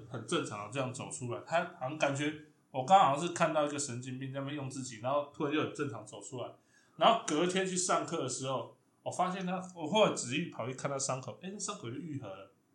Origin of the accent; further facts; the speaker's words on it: Chiayi, Taiwan; now in Taipei, Taiwan; 我是嘉义出生嘛